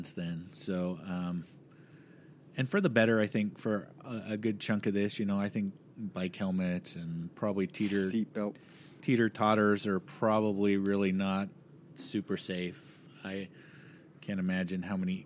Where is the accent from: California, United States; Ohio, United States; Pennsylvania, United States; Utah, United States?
Utah, United States; Ogden; I grew up in Ogden, and there's a comic store downtown Ogden